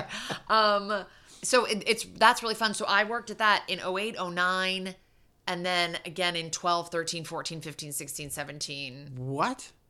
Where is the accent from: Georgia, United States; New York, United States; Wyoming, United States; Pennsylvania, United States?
New York, United States; born or raised there; moved away